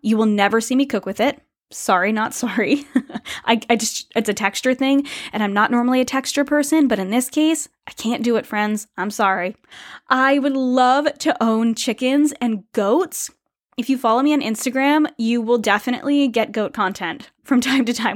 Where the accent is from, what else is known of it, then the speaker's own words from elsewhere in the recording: United States; moved away as an adult; now in Canada; I am an American